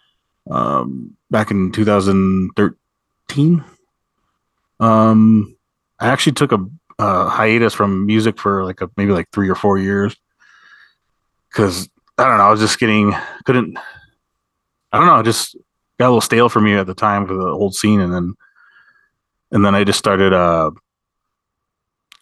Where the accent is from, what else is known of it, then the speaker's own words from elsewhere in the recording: Sandia Pueblo, New Mexico, United States; I'm from Sandia Pueblo, so we always kind of, it's right near, it's at the outskirts of Albuquerque